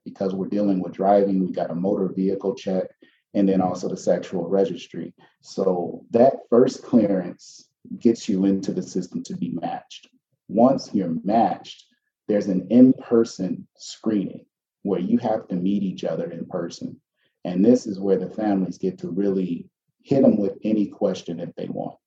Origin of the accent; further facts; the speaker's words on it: Chicago, Illinois, United States; We grew up on the South Side, sort of between the South Shore um, and Chatham area